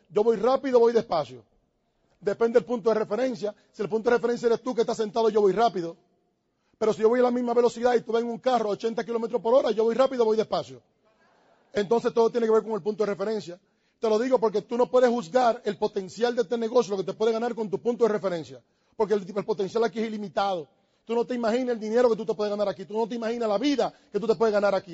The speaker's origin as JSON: {"language": "Spanish", "country": "Dominican Republic", "said": "Yo tengo que estar pensando si yo soy dominicano. Yo soy dominicano"}